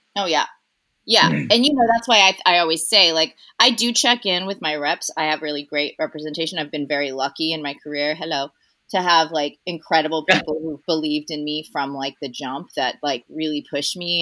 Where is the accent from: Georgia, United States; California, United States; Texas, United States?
California, United States; Cypress; also born or lived in Costa Rica; I grew up in Cypress, which is like a tiny little town right sort of on the border of Orange County and um, LA County